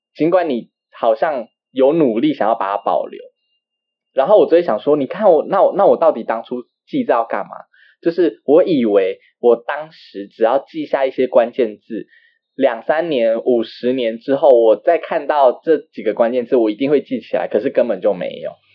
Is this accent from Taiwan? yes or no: yes; Taiwan